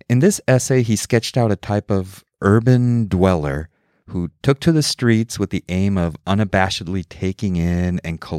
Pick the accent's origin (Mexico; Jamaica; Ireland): Mexico; Mexico City; also born or lived in New York City; now in Seattle, United States; I was born in New York City, I grew up in Mexico City, and have ping ponged my way across the United States over the years.